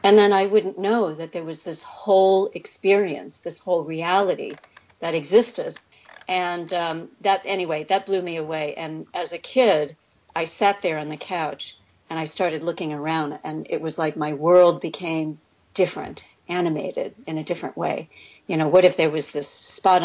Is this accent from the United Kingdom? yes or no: no; New York City, New York, United States; moved away as an adult; now in Connecticut, United States; I was born and raised in New York City.